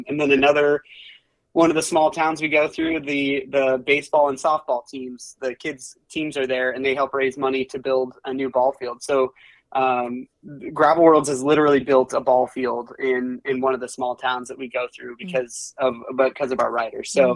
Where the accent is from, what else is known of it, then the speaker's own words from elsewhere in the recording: western Iowa, United States; I grew up in Iowa, actually, on the western side of the state.